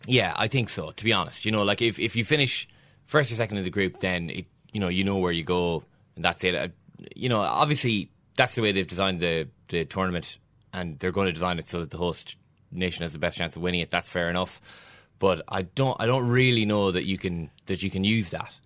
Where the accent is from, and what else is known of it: Ireland